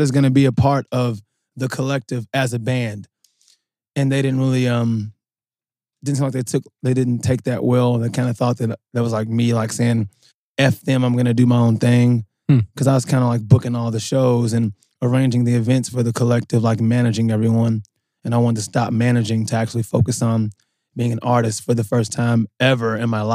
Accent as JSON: {"language": "English", "town": "Louisville", "region": "Kentucky", "country": "United States", "tie": "born or raised there", "said": "I grew up in Louisville"}